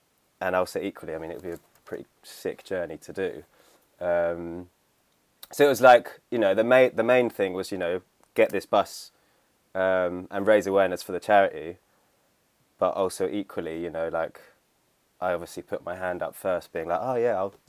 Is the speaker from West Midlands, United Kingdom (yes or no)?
no; St Albans, East of England, United Kingdom; the town I grew up in St. Albans, which is like just north of London.